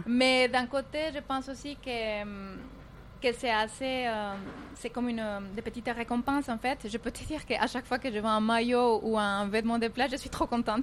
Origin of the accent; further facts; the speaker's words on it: Cali, Valle del Cauca, Colombia; French is a second language; moved away as an adult; also born or lived in Toulouse, France; now in Dubai, United Arab Emirates; moi, je suis née à Cali, c'est dans le sud de la Colombie, euh, et à l'âge de 18 ans, je suis partie en France apprendre les français pour une année.